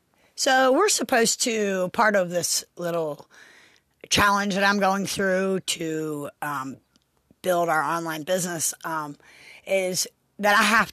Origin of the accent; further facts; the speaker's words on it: Pennsylvania, United States; You know, I come from Pennsylvania, actually. I had worked mostly in Maryland and been around the same people for the last 15, 20 years